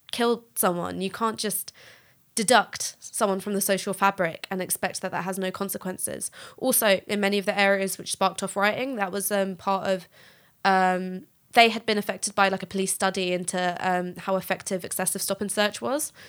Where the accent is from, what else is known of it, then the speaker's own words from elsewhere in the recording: London, United Kingdom; So I'm from North London.